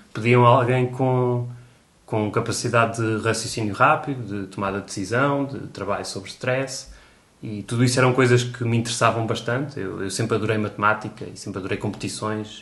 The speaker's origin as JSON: {"language": "Portuguese", "town": "Coimbra", "region": "Centro", "country": "Portugal", "also_born_or_lived": "Porto", "said": "eu sou de Coimbra"}